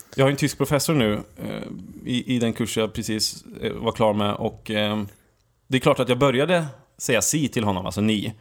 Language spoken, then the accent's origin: Swedish; Sweden; Vi är från Sverige